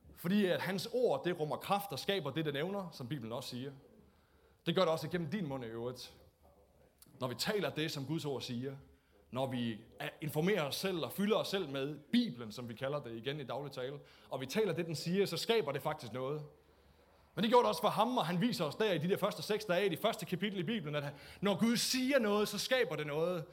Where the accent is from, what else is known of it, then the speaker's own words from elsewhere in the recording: Denmark; vi er jo også danskere